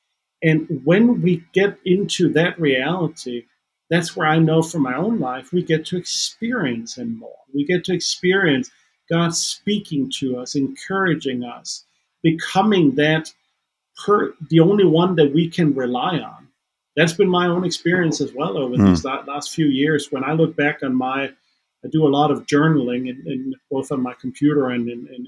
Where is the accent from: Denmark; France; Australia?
Denmark; first language Danish; English is a second language; now in Nashville, United States; Again, I do speak Danish as my mother tongue, so I can even walk around in a supermarket here in Nashville.